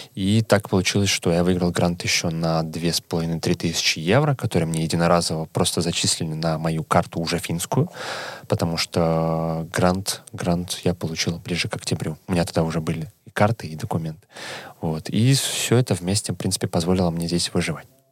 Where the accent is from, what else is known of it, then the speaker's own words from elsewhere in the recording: Saint Petersburg, Russia; moved away as an adult; now in Helsinki, Finland; я сам из Санкт-Петербурга